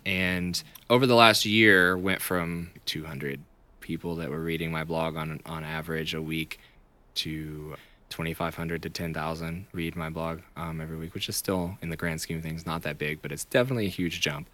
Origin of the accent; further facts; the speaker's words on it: Chattanooga, Tennessee, United States; moved away as an adult; now in Nashville, United States; I am from Chattanooga originally.